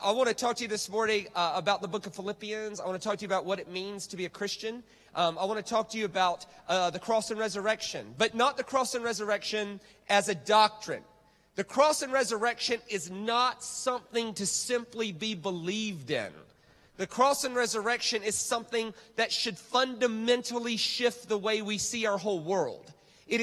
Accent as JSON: {"language": "English", "country": "United States", "moved": "yes", "said": "I'm American"}